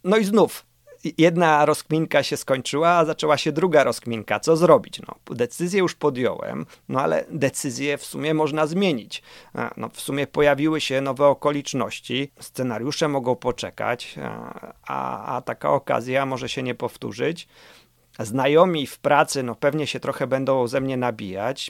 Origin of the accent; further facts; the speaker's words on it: Warsaw, Masovian Voivodeship, Poland; Urodziłem się na warszawskim Mokotowie.